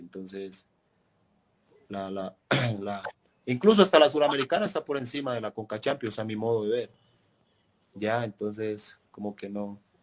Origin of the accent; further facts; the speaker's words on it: Riosucio, Chocó, Colombia; moved away as an adult; now in Huancayo, Peru; Yo soy de Río ah, Chocó. no soy de Caldas